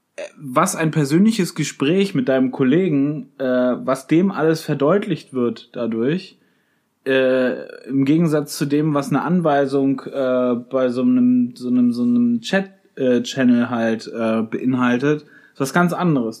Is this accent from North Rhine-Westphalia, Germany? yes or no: no; Schleswig-Holstein, Germany; meiner Heimat in Schleswig-Holstein